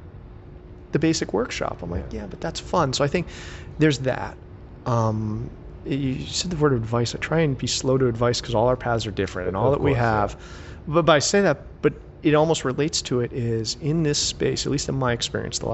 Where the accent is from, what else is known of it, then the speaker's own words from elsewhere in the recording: United States; I'm American